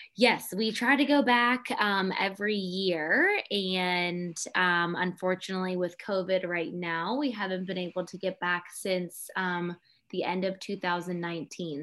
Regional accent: Pittsburgh, Pennsylvania, United States; moved away as an adult; also born or lived in High Point, North Carolina / Melbourne, Australia; I grew up in Pittsburgh, Pennsylvania.

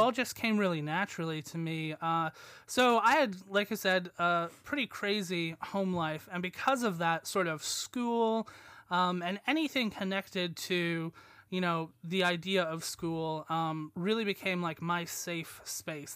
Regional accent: United States; moved away as an adult; now in Leeds, United Kingdom; I'm American

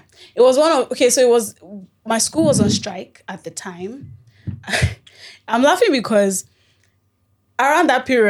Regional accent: Ibadan, Oyo, Nigeria; now in Lagos, Nigeria; I was raised in Ibadan

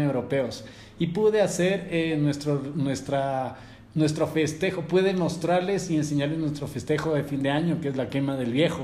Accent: Quito, Pichincha, Ecuador; Cuando salí yo de Quito

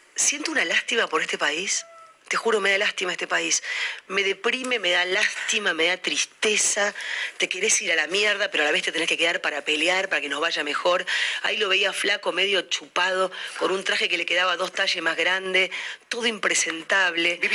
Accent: Argentina; no somos los argentinos un rebaño de pelotudos

